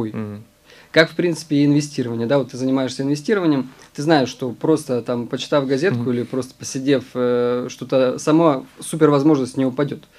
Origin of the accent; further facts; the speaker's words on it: Omsk, Omsk Oblast, Russia; я из Омска